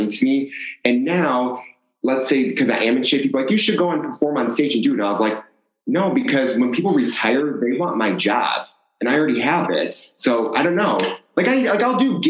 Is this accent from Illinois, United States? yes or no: yes; Chicago, Illinois, United States; now in Las Vegas, United States; Originally from Chicago. We moved out here for my mom's job.